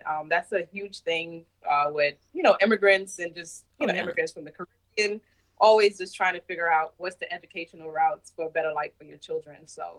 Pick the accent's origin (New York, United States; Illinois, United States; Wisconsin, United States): New York, United States; New York City; moved away as an adult; also born or lived in Jamaica / Queens, New York; now in Germany; I moved to New York when I was 10 years old. So I grew up in Brooklyn, New York, but I was born in Jamaica.